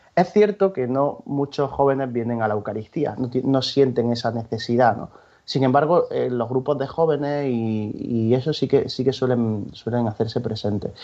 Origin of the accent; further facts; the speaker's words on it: Granada, Andalusia, Spain; now in Valencia, Spain; yo soy de Granada